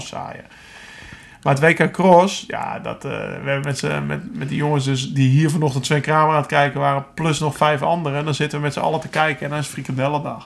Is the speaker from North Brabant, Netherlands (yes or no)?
no; Alkmaar, North Holland, Netherlands; ik kom uit Alkmaar, Noord-Holland